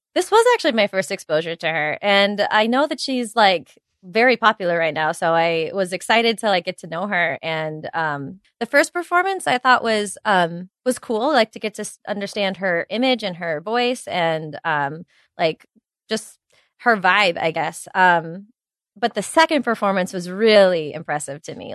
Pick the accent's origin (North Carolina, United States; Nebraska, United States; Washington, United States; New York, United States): New York, United States; New York City; being a New Yorker